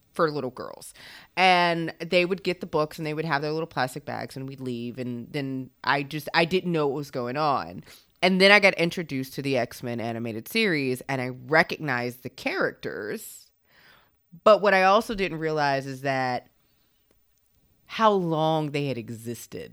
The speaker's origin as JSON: {"language": "English", "region": "the South", "country": "United States", "tie": "born or raised there", "said": "growing up in the South"}